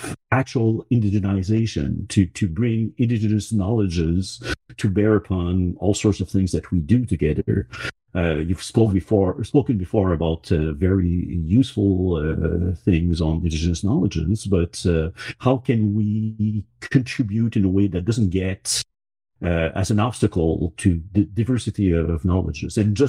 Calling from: Montreal, Quebec, Canada; I'm in Georgiage, also known as Montreal

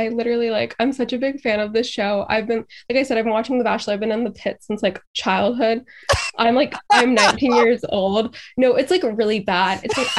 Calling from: Boston, Massachusetts, United States; I'm from Boston, Massachusetts.

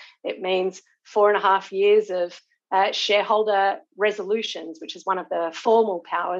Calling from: New South Wales, Australia; I'm joining you from Wadi Wadi country on the south coast of New South Wales

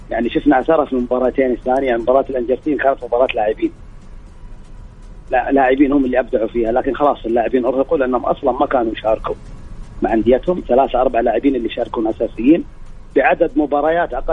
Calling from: Jeddah, Makkah Province, Saudi Arabia; جدة إيه

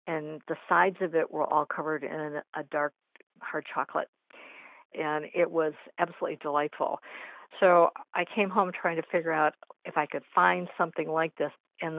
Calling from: Cleveland, Ohio, United States; Cleveland, Ohio area.

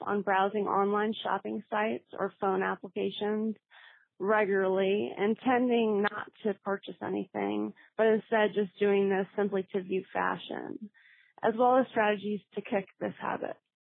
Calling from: New Orleans, Louisiana, United States; I'm calling from New Orleans

